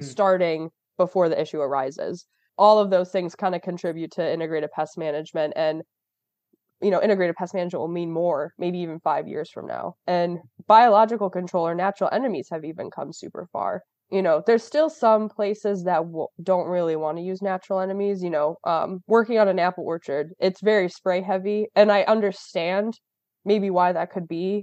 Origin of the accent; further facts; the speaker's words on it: Rochester, New York, United States; I'm from Rochester, New York